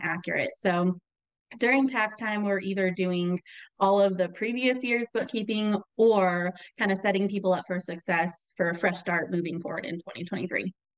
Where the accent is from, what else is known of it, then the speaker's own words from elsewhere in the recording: Albuquerque, New Mexico, United States; moved away as an adult; also born or lived in Texas; now in Minnesota, United States; I uh, was born and raised in Albuquerque, New Mexico, so that's where I'm from.